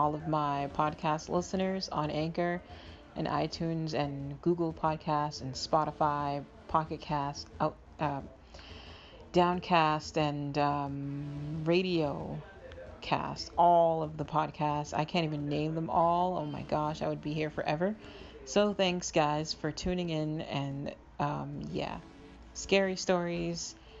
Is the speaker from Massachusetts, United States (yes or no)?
yes; Massachusetts, United States; Mainly because, you know, I grew up in Massachusetts, so a lot of my experiences with scary things have happened in Massachusetts.